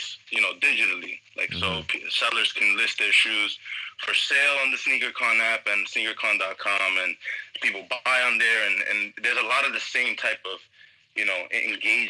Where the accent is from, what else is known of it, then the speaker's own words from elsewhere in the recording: New York City, New York, United States; I'm from New York. As you know, if you know your host, you know, we're cousins from New York, Brooklyn mainly, Queens, all over